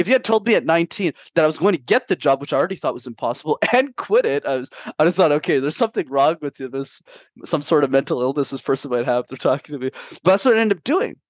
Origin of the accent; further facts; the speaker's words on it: Canada; also born or lived in Montreal; I'm based in Montreal. My parents immigrated from a small country called Sri Lanka in the early nineties, but I was born and raised in Canada